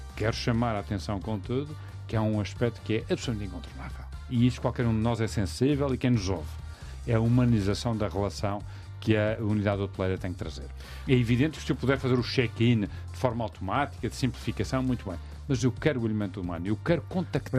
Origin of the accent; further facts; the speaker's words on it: Madeira, Portugal; percebes o meu sotaque, Uh, nós somos uma ilha, uma ilha de imigração